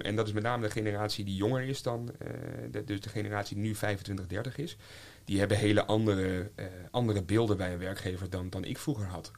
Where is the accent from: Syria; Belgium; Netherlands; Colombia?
Netherlands; North Groningen; now in Haarlem, Netherlands; ik kom van het platteland, ik kom van, van Noord-Groningen